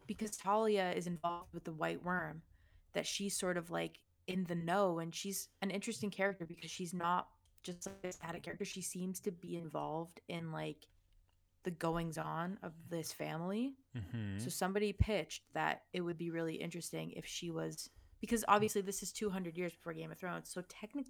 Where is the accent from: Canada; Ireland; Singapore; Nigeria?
Ireland; I'm Irish.